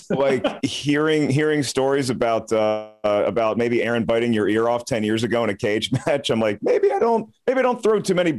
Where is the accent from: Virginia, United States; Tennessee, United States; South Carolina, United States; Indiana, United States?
Virginia, United States; I'm from Virginia.